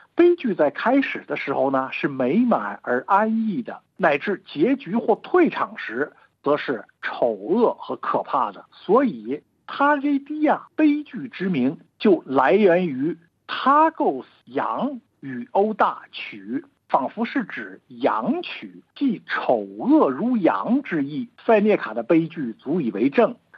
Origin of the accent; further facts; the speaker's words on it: China; 我们中国人